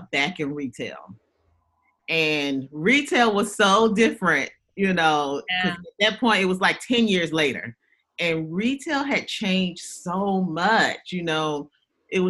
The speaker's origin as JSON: {"language": "English", "town": "Augusta", "region": "Georgia", "country": "United States", "tie": "born or raised there", "also_born_or_lived": "Louisiana", "said": "I am a Southern girl, born and raised in Georgia. Actually Augusta, Georgia"}